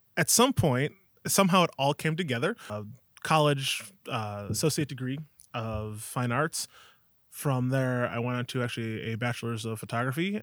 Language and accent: English; Alma, New York, United States; also born or lived in Buffalo, New York; I grew up in Alma, New York, right here